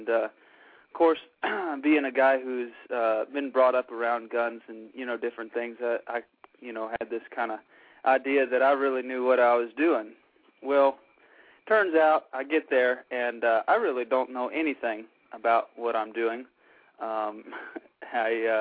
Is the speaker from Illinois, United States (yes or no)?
no; Corpus Christi, Texas, United States; I come from Nueces County around the Corpus Christi area of Texas